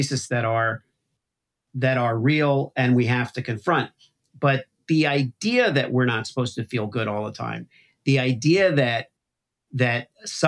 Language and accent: English; Miami, Florida, United States; now in Midwest, United States; I grew up in Miami